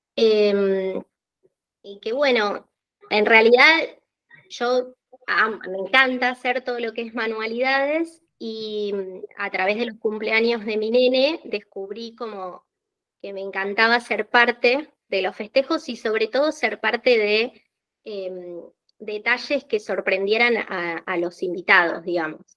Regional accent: Argentina; soy argentina, vivo en Buenos Aires

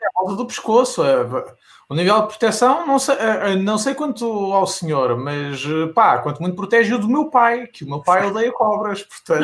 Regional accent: Missouri, United States; eu sou do estado de Missouri, que é esta bandeirinha que está aqui atrás

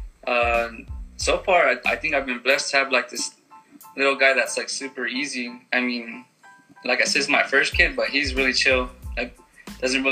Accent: Greenfield, United States; I grew up here in Greenfield

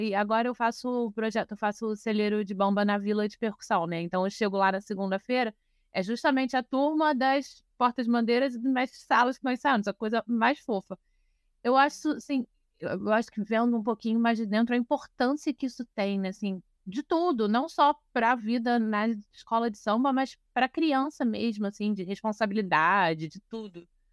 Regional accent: Rio de Janeiro, Brazil; Eu sou nascida e criada em Vila Isabel

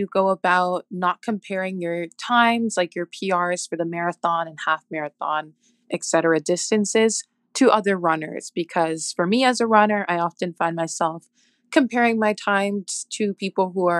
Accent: Toronto, Ontario, Canada; I'm from Toronto, Canada. Hi, from the north.

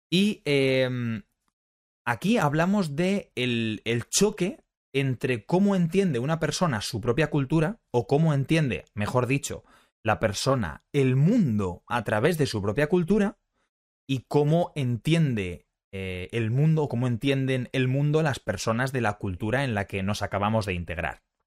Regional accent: Spain; somos españoles

